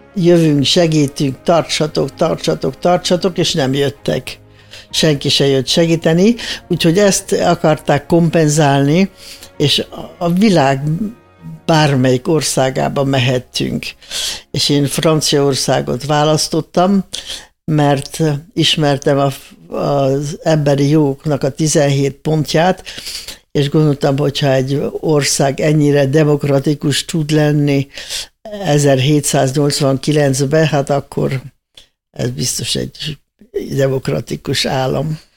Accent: Hungary; moved away; also born or lived in Austria; biztosra vettem, hogy az életbe többé nem jöhetek haza. Hát nem is jöhettem egészen 76-ba jöttem haza

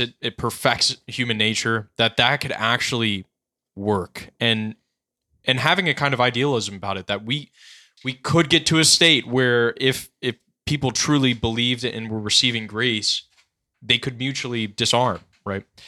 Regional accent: Carterville, Tennessee, United States; When I grew up in Carterville, Tennessee

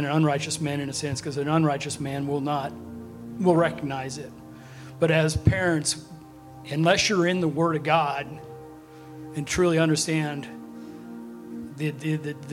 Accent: Chilhowie, Virginia, United States; moved away as an adult; also born or lived in Texas; I was raised in Chilhowie up to age 18.

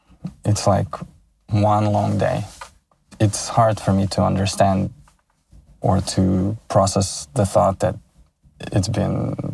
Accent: Odesa, Odesa Oblast, Ukraine; moved away as an adult; now in Los Angeles, United States; I was born in Odessa, Ukraine. I was born in Soviet Union, and I lived in Odessa for 30 years.

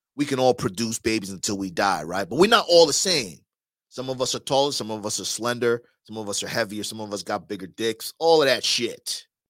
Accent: New York, United States; now in Miami, United States; I'm from New York too.

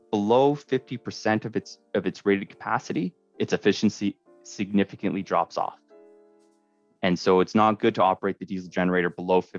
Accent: Scarborough, Ontario, Canada; I'm, I'm originally from Scarborough, and so coming up in the north has opened my eyes into how how things are done differently.

